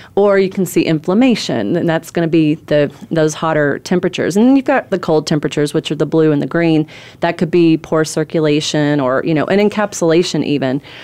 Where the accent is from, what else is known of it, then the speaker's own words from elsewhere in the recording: Corbin, Kentucky, United States; moved away as an adult; also born or lived in California / Myrtle Beach; I'm from Corbin, Kentucky. It's a town of seven thousand people